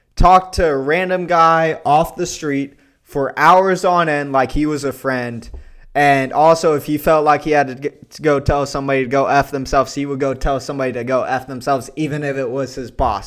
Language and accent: English; Pflugerville, Texas, United States; I was from the Austin area, from Pflugerville, Texas, spelled PF